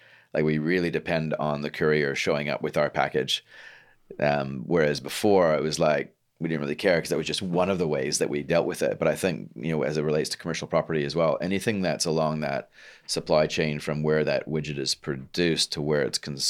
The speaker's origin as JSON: {"language": "English", "country": "Canada", "moved": "yes", "lives_now": "New Zealand", "said": "I'm from Canada"}